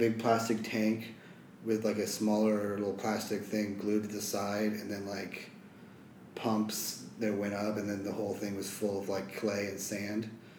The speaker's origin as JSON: {"language": "English", "town": "Wichita", "region": "Kansas", "country": "United States", "tie": "born or raised there", "said": "In Kansas."}